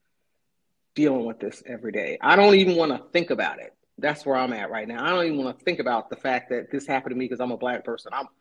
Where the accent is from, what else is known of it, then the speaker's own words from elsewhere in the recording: San Diego, California, United States; moved away as an adult; also born or lived in Kansas City; now in Tours, France; My father was in the Navy, and I grew up in San Diego, and we lived at the beach